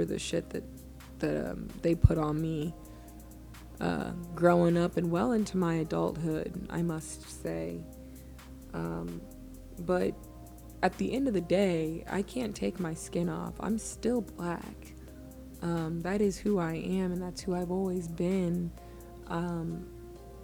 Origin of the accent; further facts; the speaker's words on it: Edmond, Oklahoma, United States; I'm a first generation Ghanaian American who grew up in Edmond, Oklahoma